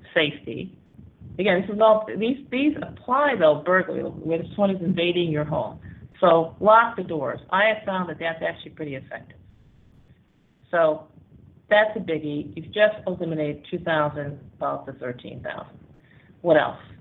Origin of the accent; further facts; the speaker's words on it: United States; now in Panama; I'm African American and grew up in uh, 50s, 60s, and 70s